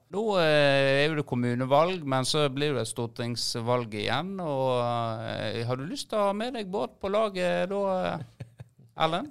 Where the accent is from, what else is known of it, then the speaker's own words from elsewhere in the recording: Florø, Vestland, Norway; Vi er jo fra Florø